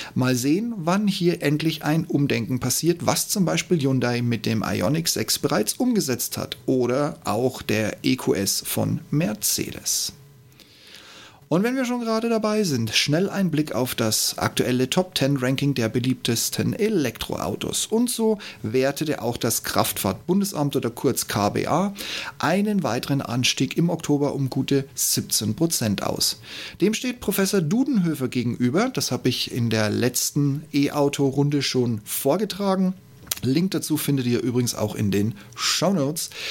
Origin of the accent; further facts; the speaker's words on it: Regensburg, Bavaria, Germany; BMW in meiner Heimatstadt Regensburg